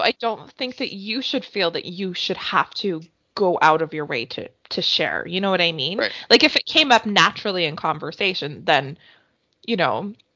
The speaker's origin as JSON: {"language": "English", "country": "Canada", "said": "as a Canadian"}